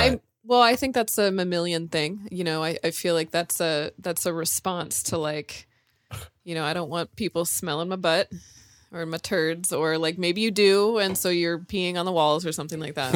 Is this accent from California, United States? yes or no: yes; California, United States; moved away; I'm from California